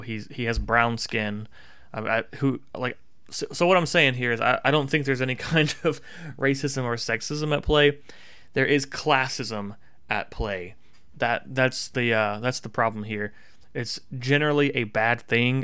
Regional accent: Tennessee, United States; I grew up in Tennessee

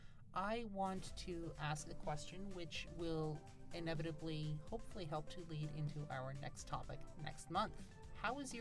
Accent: Canada; we are a Canadian-based

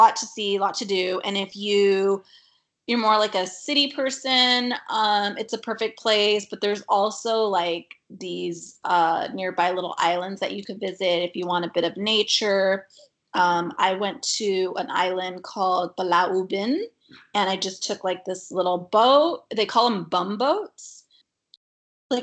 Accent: California, United States; us growing up in California

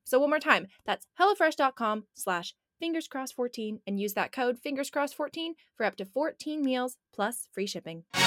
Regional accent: Portland, United States; now in California, United States; I living in California and even growing up in Portland

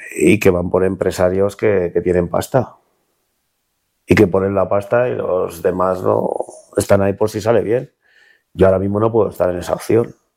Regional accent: Illescas, Castilla-La Mancha, Spain; En mi tierra

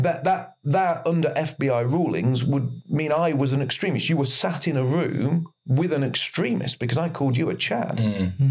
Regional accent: England, United Kingdom; I am English.

